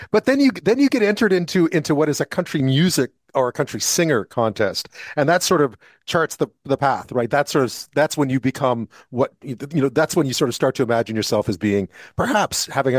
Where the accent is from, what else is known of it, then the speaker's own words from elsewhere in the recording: Montreal, Quebec, Canada; I'm from Montreal